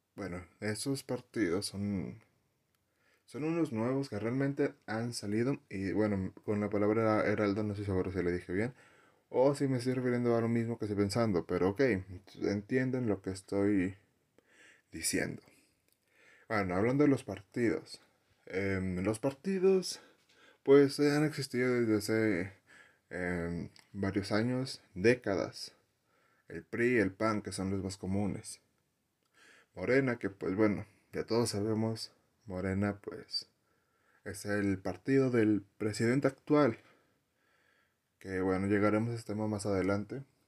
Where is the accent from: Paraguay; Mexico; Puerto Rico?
Mexico; Saltillo, Coahuila; En el lugar donde yo vengo, Saltillo